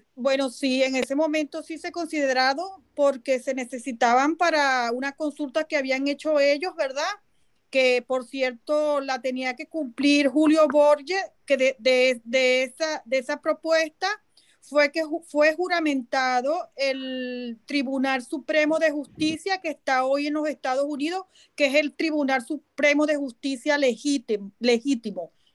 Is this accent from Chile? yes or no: no; Venezuela; moved away as an adult; now in London, United Kingdom; nosotros como venezolanos